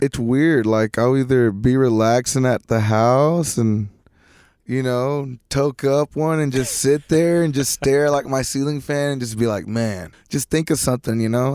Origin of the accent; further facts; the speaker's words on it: Lipan, Texas, United States; also born or lived in Mineral Wells, Texas; I moved to a town called La Pan, Texas, and around there, you know, it's country folk